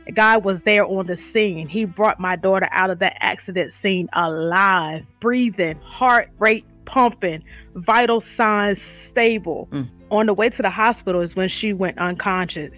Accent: Eastern Shore, Virginia, United States; now in Portsmouth, United States; I'm from the Eastern Shore, Virginia. I reside in Portsmouth, Virginia

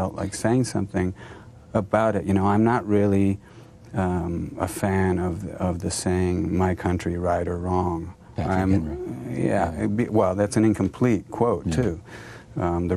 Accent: United States; I'm an American

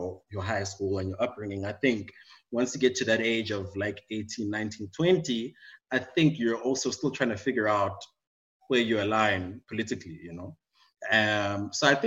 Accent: Johannesburg, Gauteng, South Africa; I'm born and bred in Joburg

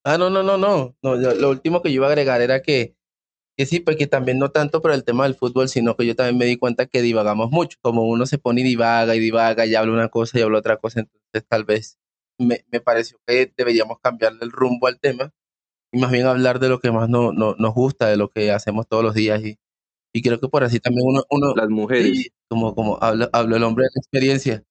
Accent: Venezuela; now in Bogotá, Colombia; mis papás son de allá, yo nací acá, pero me crié en Venezuela

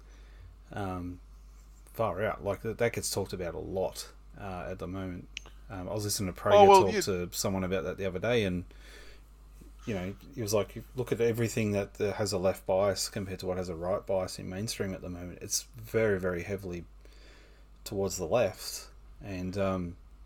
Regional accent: Australia; as an Aussie in the 90s

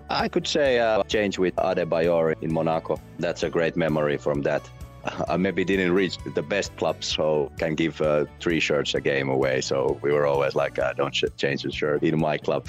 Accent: Vantaa, Uusimaa, Finland; moved away as an adult; also born or lived in Netherlands / Slovenia; I played hockey, also organized hockey up here in my hometown

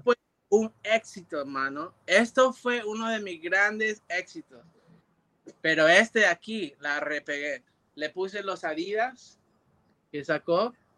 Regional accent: New York, United States; moved away as an adult; also born or lived in Puerto Rico; yo crecí en Nueva York y, cuando cumplí 19 años, yo fui a Puerto Rico

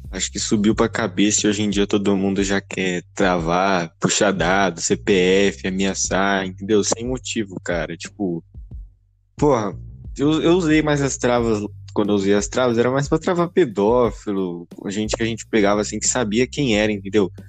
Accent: São Paulo, Brazil; Sim, eu sou paulista

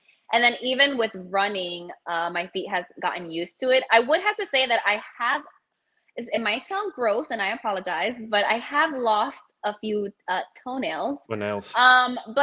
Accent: New York City, New York, United States; I'm originally from the Bronx in New York

